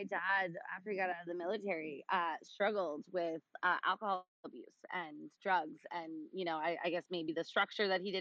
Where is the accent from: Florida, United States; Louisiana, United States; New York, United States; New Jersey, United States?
New York, United States; Long Island; also born or lived in Hawaii; we moved back to Long Island, which is where I'm from, where I currently live